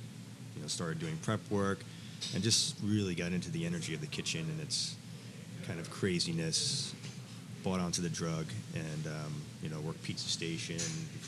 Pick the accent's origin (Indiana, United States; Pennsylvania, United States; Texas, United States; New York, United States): New York, United States; New York City; Born and raised here in New York City.